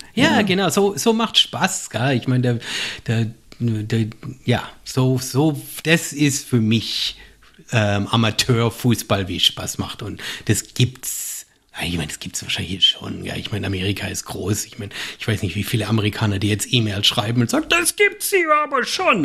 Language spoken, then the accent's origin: German; Germany; accent: German; now in United States; als Deutscher